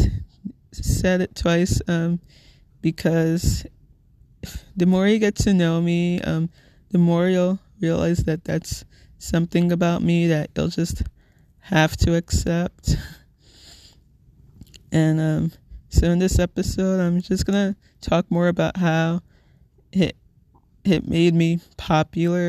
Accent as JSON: {"language": "English", "town": "Little Ferry", "region": "New Jersey", "country": "United States", "said": "I'm from Little Ferry, New Jersey, which, if you're not familiar with, it's in Bergen County, neighboring town between Hackensack and Teaneck"}